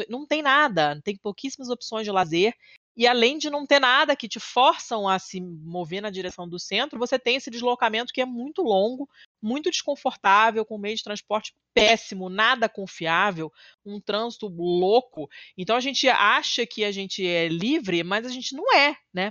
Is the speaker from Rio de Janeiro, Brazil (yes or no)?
yes; Rio de Janeiro, Brazil; na Zona Sul, que é de onde eu vim, como eu falei, eu sou muito privilegiada